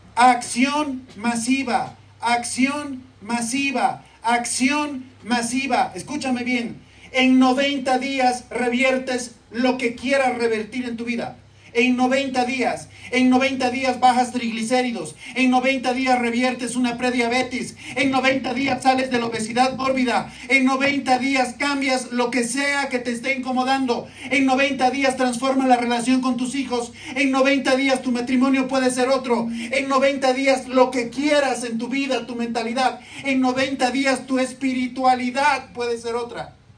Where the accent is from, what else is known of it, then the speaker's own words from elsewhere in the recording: La Paz, Bolivia; soy de La Paz